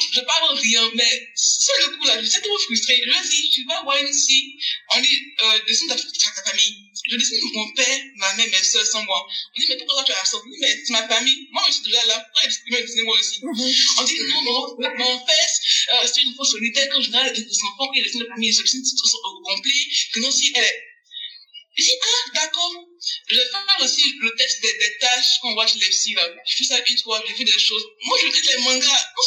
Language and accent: French; Côte d’Ivoire; je suis ivoirienne